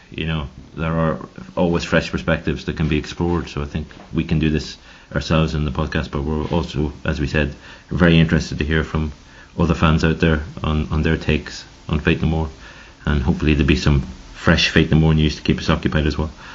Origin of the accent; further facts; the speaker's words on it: Ireland; now in Switzerland; I'm from Ireland